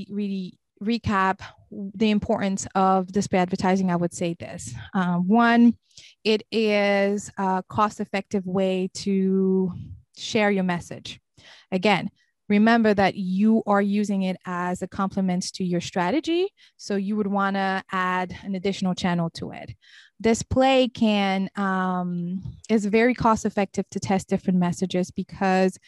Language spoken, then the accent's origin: English; Senegal; also born or lived in Cape Verde / Lebanon; now in Raleigh, United States; I was born and raised in Senegal, which is in West Africa.